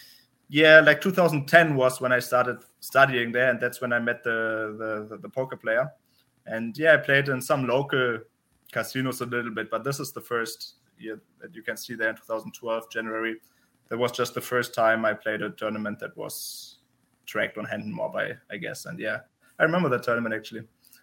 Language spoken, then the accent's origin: English; Berlin, Germany; English is a second language; moved away as an adult; now in Vienna, Austria; I'm German. I grew up in Germany, in Berlin